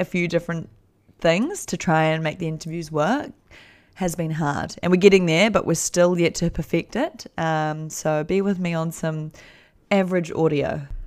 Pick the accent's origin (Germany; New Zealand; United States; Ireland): New Zealand; I'm from New Zealand